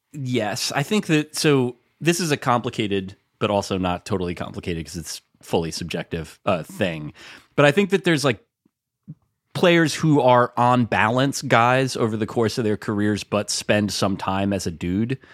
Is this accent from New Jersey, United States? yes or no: yes; Bergen County, New Jersey, United States; I'm from Brigham County, New Jersey